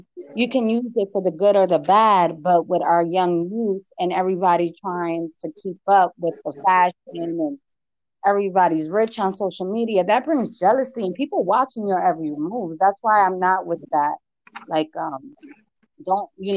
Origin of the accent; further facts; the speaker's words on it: Bridgeport, Connecticut, United States; now in Las Vegas, United States; growing up in Bridgeport, Connecticut